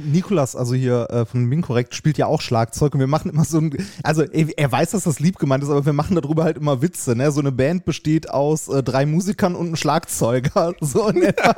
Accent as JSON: {"language": "German", "town": "Essen", "region": "North Rhine-Westphalia", "country": "Germany", "tie": "born or raised there", "moved": "yes", "lives_now": "Vienna, Austria", "said": "ich bin in Essen geboren worden"}